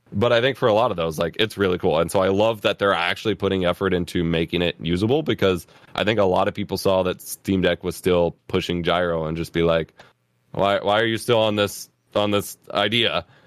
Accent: United States; as an American kid

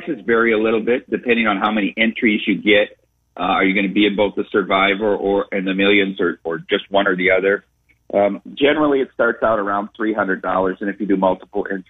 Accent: Dubuque, Iowa, United States; I grew up in Dubuque

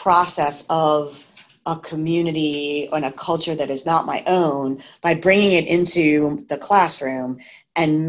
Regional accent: Massachusetts, United States; I grew up in Massachusetts

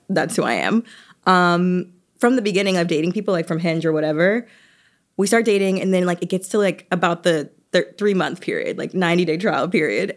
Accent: Atlanta, Georgia, United States; moved away; I'm from Atlanta

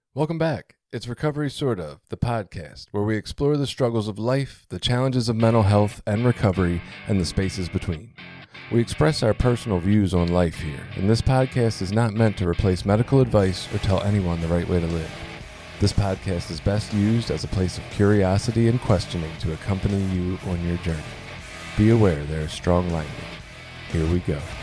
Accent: Baltimore, Maryland, United States; I was born in Baltimore City

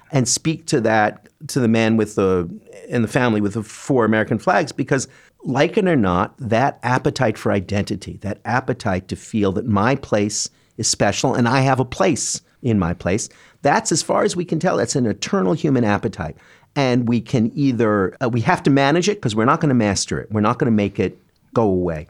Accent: Canada; now in New York, United States; I'm a Canadian who came to New York

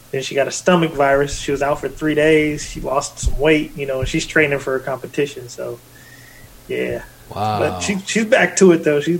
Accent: Portland, Oregon, United States; Oh, I went to my hometown of Portland, Oregon.

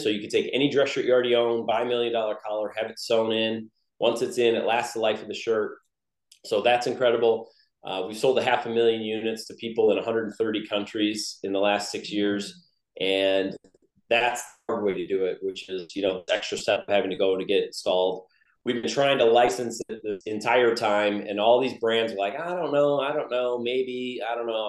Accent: Wisconsin, United States; moved away as an adult; also born or lived in Los Angeles; We are south now. Yeah, we're originally from Wisconsin

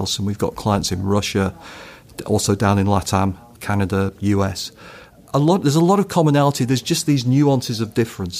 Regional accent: United Kingdom; so I'm a Brit

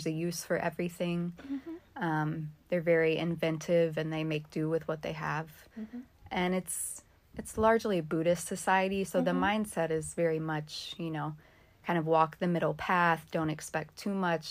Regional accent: Louisville, Kentucky, United States; moved away as an adult; also born or lived in Thailand; I am from Louisville. I grew up in Louisville. I was born here, but I've been living in Thailand

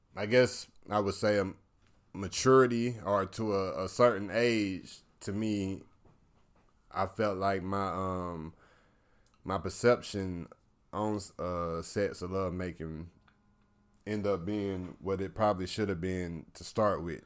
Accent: the South, United States; I'm from the South

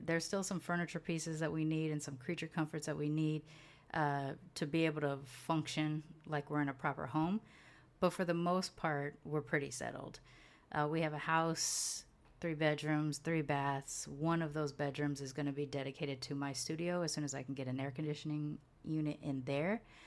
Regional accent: United States; moved away as an adult; also born or lived in California / Houston; now in Mérida, Mexico; I'm from both of those places

